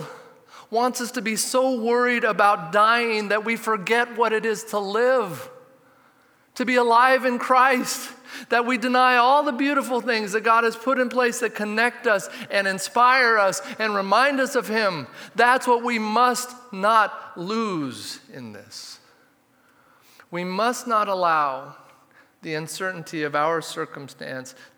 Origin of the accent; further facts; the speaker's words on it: Redmond, Oregon, United States; I grew up in Redmond, so we'd take this bike trip to Smith Rocks.